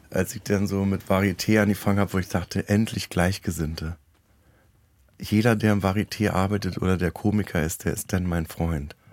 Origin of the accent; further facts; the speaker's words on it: East Germany, Germany; ich komme ja aus dem Osten.